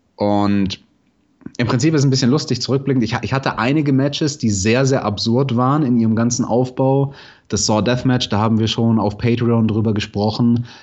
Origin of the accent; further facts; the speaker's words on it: Munich, Bavaria, Germany; Ich komme aus München